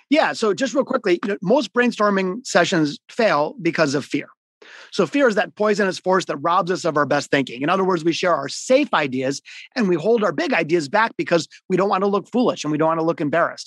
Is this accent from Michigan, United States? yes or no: yes; Detroit, Michigan, United States; also born or lived in Boston / Florida; I grew up, I'm a hardcore Detroiter. I'm in Detroit today. I was born in the city of Detroit, not the suburbs.